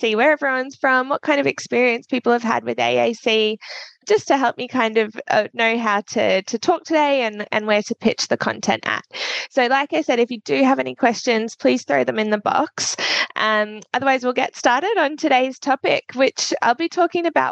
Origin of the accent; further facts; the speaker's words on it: Australia; me being Australian